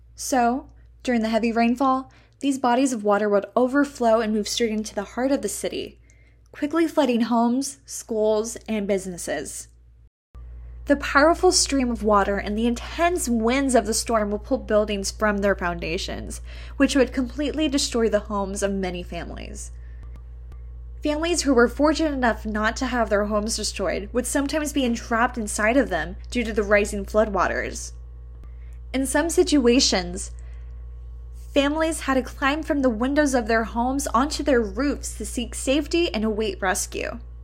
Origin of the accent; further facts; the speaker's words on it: Del Rio, Texas, United States; Growing up in Del Rio